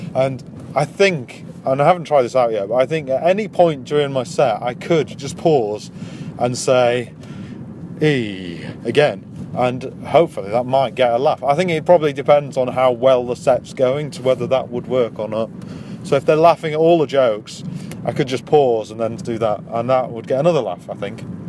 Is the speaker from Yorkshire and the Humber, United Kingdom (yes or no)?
yes; Wakefield, Yorkshire and the Humber, United Kingdom; I'm from Yorkshire. yeah. I am. I'm from, from a little place called Wakefield.